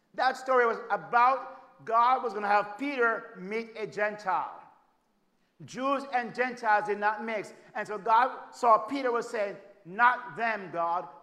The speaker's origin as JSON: {"language": "English", "country": "Jamaica", "moved": "as an adult", "lives_now": "United States", "said": "I'm from Jamaica"}